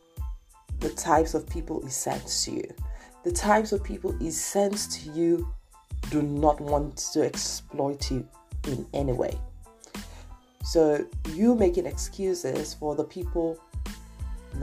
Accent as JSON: {"language": "English", "region": "Lagos", "country": "Nigeria", "tie": "born or raised there", "said": "I grew up in Nigeria, for those of you who do not know that, Lagos, Nigeria, to be precise"}